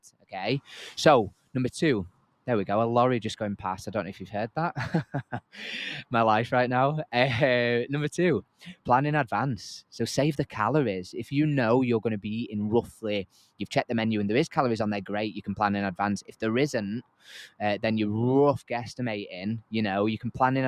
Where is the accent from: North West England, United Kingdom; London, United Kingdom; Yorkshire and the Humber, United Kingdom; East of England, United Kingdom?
Yorkshire and the Humber, United Kingdom; I'm from Yorkshire